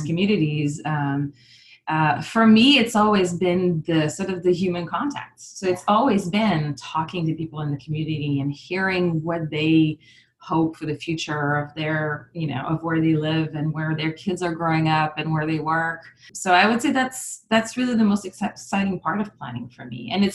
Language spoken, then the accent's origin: English; Canada; also born or lived in Montreal, Canada / Burlington, Vermont / New Hampshire; now in Ottawa, Canada; I'm actually from Canada and I'm French Canadian